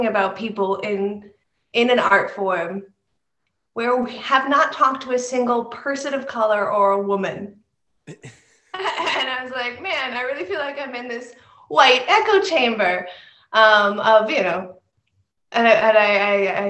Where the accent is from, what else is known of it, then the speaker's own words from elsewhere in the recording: New York City, New York, United States; I grew up in New York City